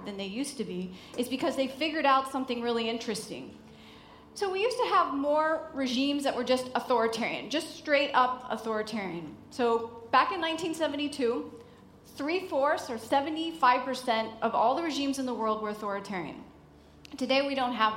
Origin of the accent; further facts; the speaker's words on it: United States; I'm American